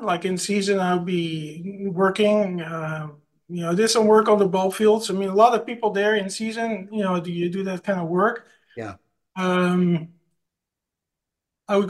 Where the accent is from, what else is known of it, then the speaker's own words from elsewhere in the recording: Netherlands; moved away; I grew up in the Netherlands